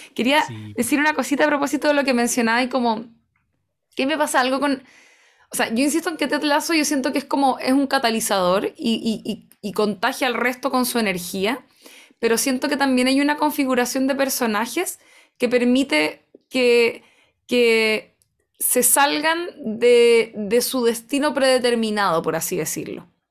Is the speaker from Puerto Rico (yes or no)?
no; Chile; en Chile